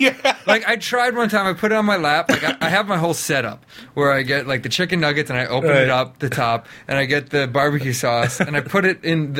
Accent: United States; I'm American.

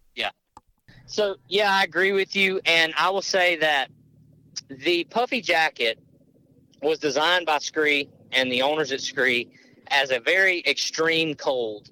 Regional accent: Mississippi, United States; now in Louisiana, United States; I live in Louisiana. I'm from Mississippi

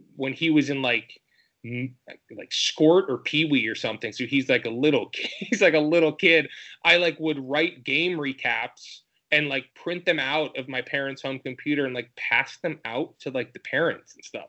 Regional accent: Michigan, United States; moved away; I'm from Michigan originally

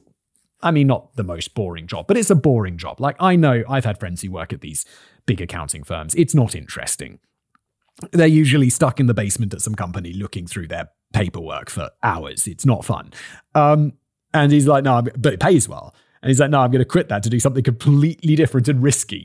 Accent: United States; I'm American

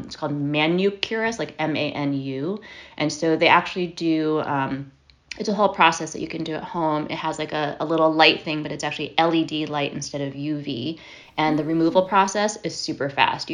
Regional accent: Monroe, Connecticut, United States; I grew up mostly in Connecticut. I grew up in a little town called Monroe, which is part of Fairfield County

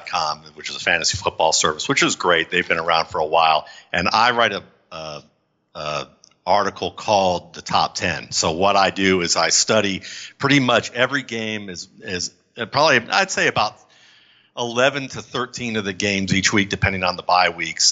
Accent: Cleveland, Ohio, United States; I grew up in Cleveland

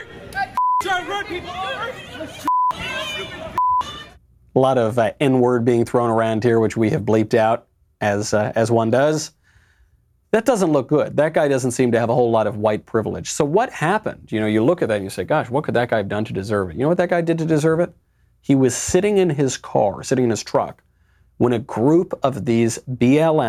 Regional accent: New York, United States; now in Los Angeles, United States; I'm American, I'm New York original, I live in L.A.

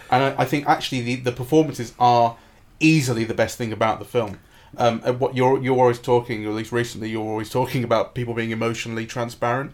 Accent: England, United Kingdom; as an English Jew myself

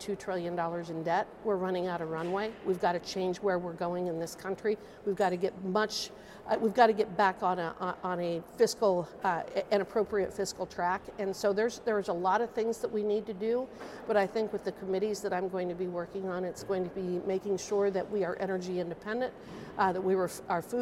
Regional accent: Fort Laramie, Wyoming, United States; I grew up on a ranch outside of Fort Laramie.

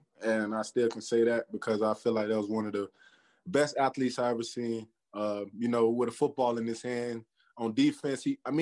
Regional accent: Florida, United States; moved away as an adult; now in Los Angeles, United States; I'm from Florida

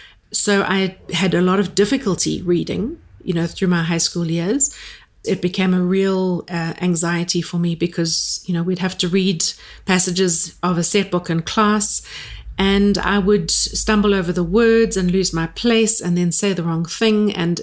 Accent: Durban, KwaZulu-Natal, South Africa; And I was born in Durban, went to school there. I've always lived in South Africa

